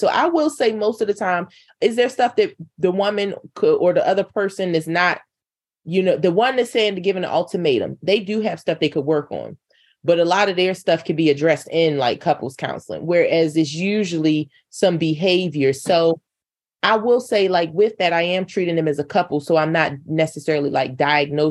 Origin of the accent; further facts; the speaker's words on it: North Carolina, United States; moved away; I'm from North Carolina